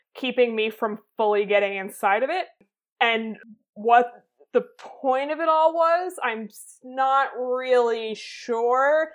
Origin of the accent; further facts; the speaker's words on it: Boston, Massachusetts, United States; I learned about literally every single year in school until I was probably 14 because I am from Massachusetts